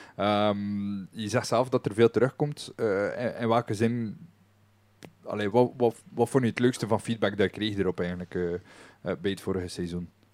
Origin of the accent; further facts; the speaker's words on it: West Flanders, Belgium; ons nadeel als West-Vlamingen